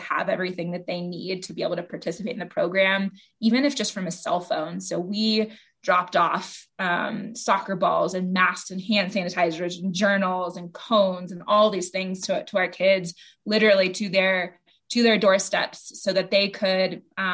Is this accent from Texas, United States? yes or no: yes; Austin, Texas, United States; I'm from Austin originally